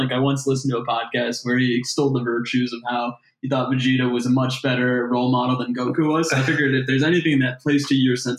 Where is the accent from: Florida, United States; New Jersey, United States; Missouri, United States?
Missouri, United States; I grew up in Missouri, which we're now part of the SEC.